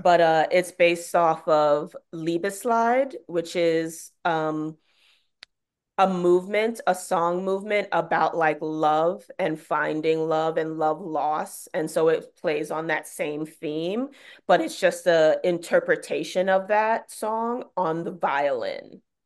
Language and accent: English; New York City, New York, United States; I'm from Bed-Stuy, so I've, like, grown up in the subway system